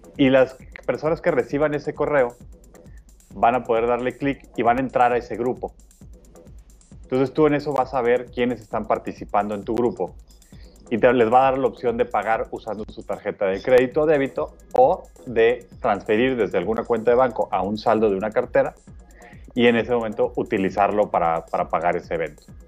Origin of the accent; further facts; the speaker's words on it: Mexico; nosotros como mexicanos y como latinoamericanos